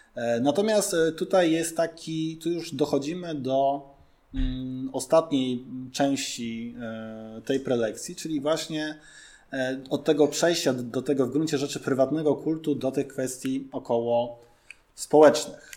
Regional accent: Warsaw, Masovian Voivodeship, Poland; my jakby warszawiacy tacy jesteśmy

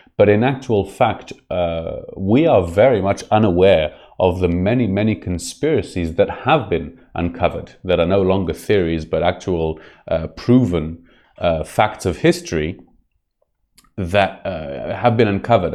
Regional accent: Israel; I was brought up on the Second World War and specifically the uh, Holocaust uh, tales from a very young age. It's something that's very, very, very present in the uh, Israeli society

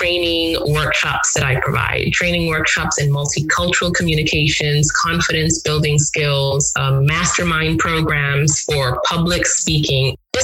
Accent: Grand Bahama, Bahamas; also born or lived in Nigeria; now in Atlanta, United States; my hometown in Grand Bahama

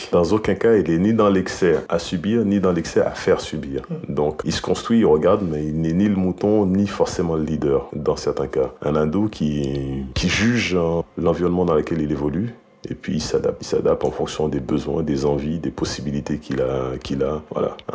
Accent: Haiti; now in France; D'Haïti. Je suis encore haïtien.

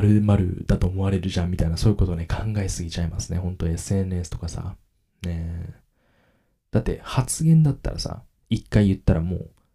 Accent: Kagoshima, Japan; accent: Kagoshima dialect; 自分の親と話したら鹿児島弁が出るんですけど、無意識的に

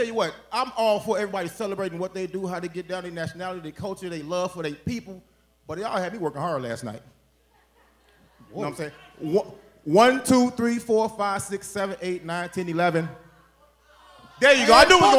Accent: Chicago, Illinois, United States; I come from Chicago, Avenue of Laramie, Lockwood and Augusta, Kelsey and Water.

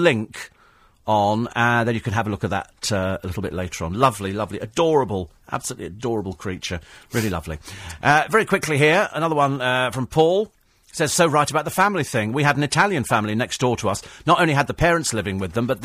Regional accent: England, United Kingdom; I'm English and proud of it

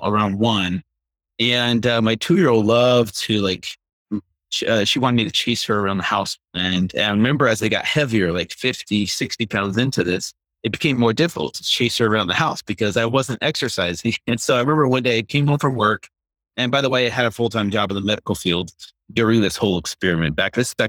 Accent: United States; we grew up with here in America in the 70s and 80s

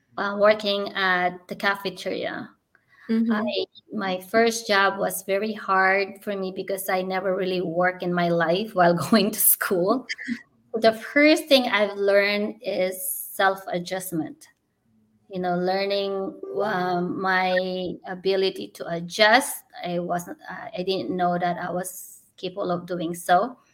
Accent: Philippines; because I'm a Filipino, I'm short.

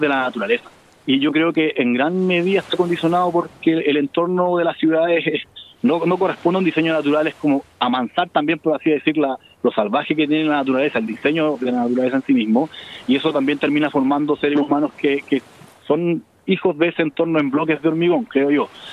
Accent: Chile; somos chilenos

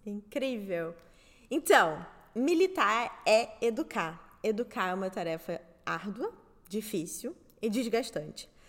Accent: Southeast Brazil, Brazil; Eu sou do Sudeste

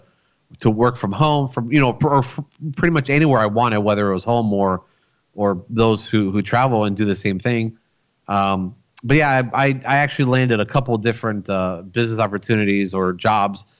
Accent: Florida, United States; also born or lived in Rochester, New York; I was born in New York. I was born in a city called Rochester, which is like way up north by Buffalo, kind of like up there where the Niagara Falls are. So I lived there for about 7.5 years before I moved to Florida

